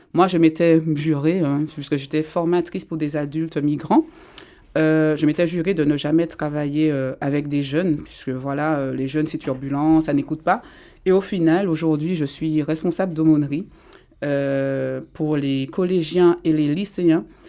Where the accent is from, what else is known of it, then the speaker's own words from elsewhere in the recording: Martinique; je viens de la Martinique. J'ai grandi là-bas